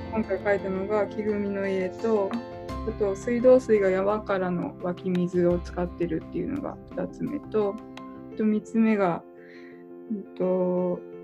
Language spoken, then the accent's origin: Japanese; Miyagi, Japan; now in Kyoto, Japan; 私は宮城県出身で、今は京都に住んでいる